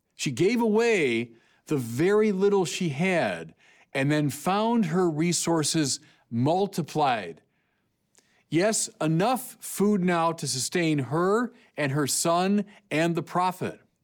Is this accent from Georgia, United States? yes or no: no; California, United States; I'm from California.